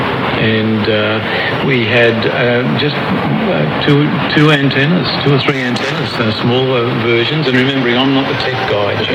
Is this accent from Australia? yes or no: yes; Melbourne, Victoria, Australia; I'm from Melbourne, born and bred in Melbourne